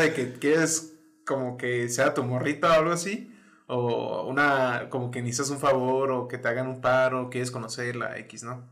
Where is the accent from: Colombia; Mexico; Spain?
Mexico; northern Mexico; Soy un típico norteño